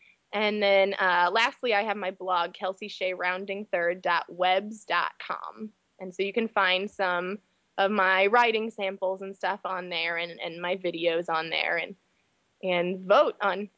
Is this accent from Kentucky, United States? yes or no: no; St. Louis, Missouri, United States; I know we're from St. Louis, so we hear about baseball all the time.